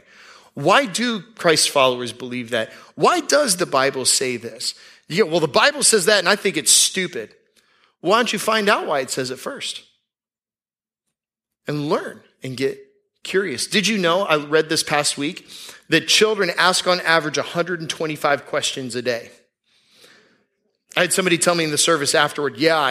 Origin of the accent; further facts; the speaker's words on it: Tampa, Florida, United States; I grew up in Tampa. There wasn't that many celebrities when I was growing up in Tampa